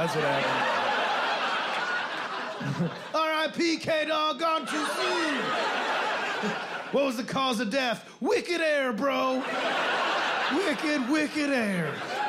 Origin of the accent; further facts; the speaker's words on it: Midwest, United States; I'm from the Midwest. That is the part of the country that likes to remind you that there's no shortcuts in life.